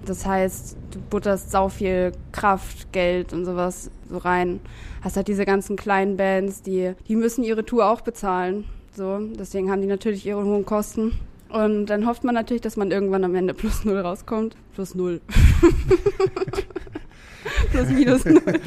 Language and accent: German; Lübeck, Schleswig-Holstein, Germany; moved away as an adult; now in Hamburg, Germany; ich komme aus Lübeck